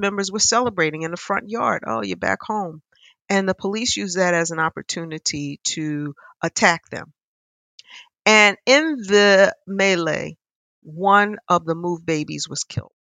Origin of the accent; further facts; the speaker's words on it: Philadelphia, Pennsylvania, United States; I'm a Philadelphian. I grew up here